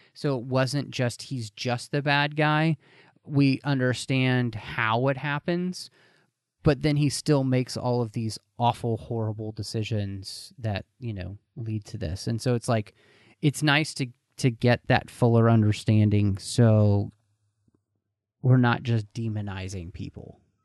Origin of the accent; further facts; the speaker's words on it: Texas, United States; growing up in Texas